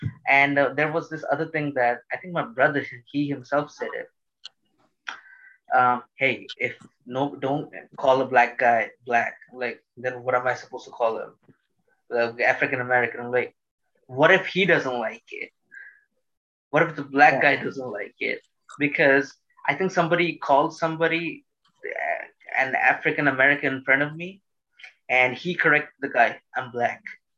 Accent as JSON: {"language": "English", "country": "Bangladesh", "tie": "born or raised there", "also_born_or_lived": "Doha, Qatar", "second_language": "English", "said": "I will say I was born in Doha, Qatar, then I moved in Bangladesh."}